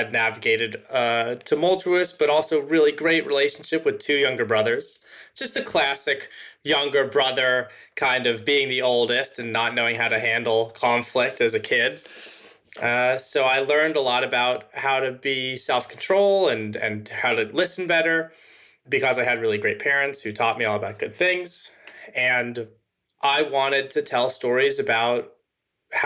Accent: Los Angeles, California, United States; I grew up in Los Angeles, California

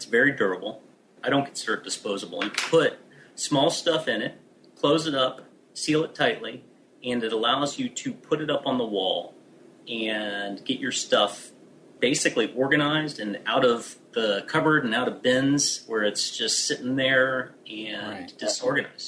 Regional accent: United States; I'm American

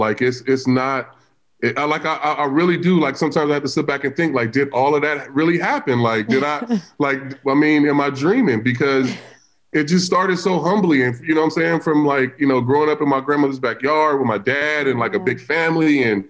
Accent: Vallejo, California, United States; from Vallejo, California, from the Crest.

